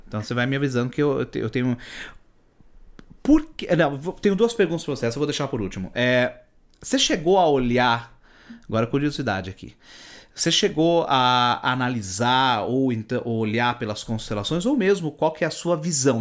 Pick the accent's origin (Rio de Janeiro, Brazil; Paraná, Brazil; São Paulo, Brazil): São Paulo, Brazil; Eu não sou de São Paulo, sou do interior